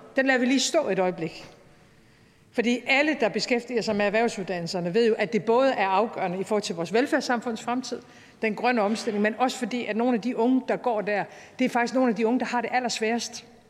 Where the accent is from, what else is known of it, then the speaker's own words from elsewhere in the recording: North Jutland, North Denmark Region, Denmark; jeg må bare sige som nordjyde